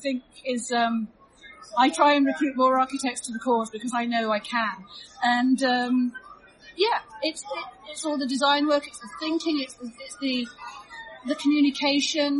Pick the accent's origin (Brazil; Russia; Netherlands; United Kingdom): United Kingdom; London; I'm from London.